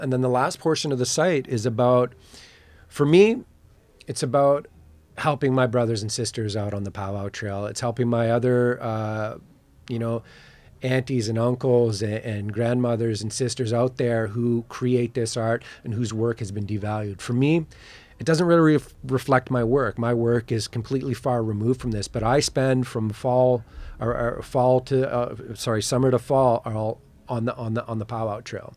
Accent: Chippewas of the Thames First Nation, near London, Ontario, Canada; I'm from Chippewa, the Tamas First Nation, by London, Ontario

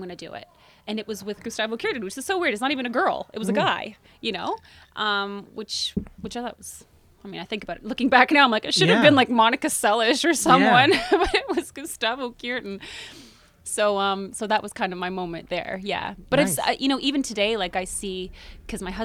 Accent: Mississauga, Ontario, Canada; also born or lived in United States; born and raised in Mississauga

